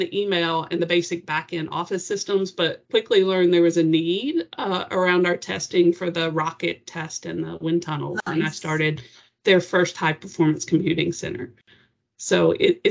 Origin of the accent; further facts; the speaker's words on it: Tennessee, United States; I'm from Tennessee